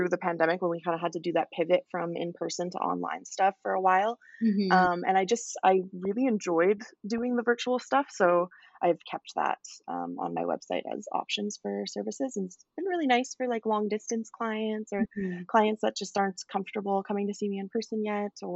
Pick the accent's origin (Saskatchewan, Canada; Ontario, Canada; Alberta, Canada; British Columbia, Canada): Alberta, Canada; Calgary; I am from Calgary, Alberta.